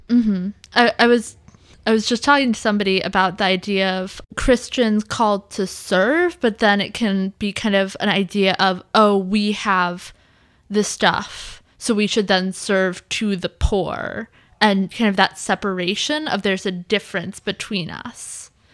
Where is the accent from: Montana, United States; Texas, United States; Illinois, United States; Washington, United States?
Washington, United States; suburb of Seattle; also born or lived in Iowa; we moved from Iowa to a suburb of Seattle